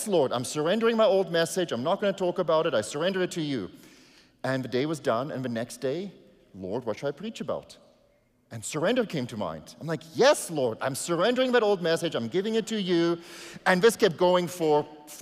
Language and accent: English; South Africa; first language Afrikaans; English is a second language; now in Canada; I came to Canada, I had to surrender my South African citizenship to become a Canadian